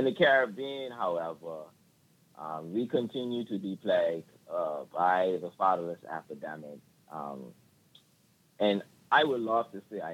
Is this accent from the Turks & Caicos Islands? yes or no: yes; Turks & Caicos Islands; I'm from the Turks and Caicos Islands, which is right off the peninsula of Florida.